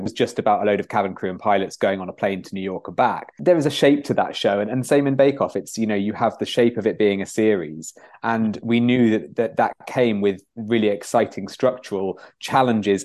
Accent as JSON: {"language": "English", "town": "Nottingham", "region": "East Midlands", "country": "United Kingdom", "said": "we're both from Nottingham"}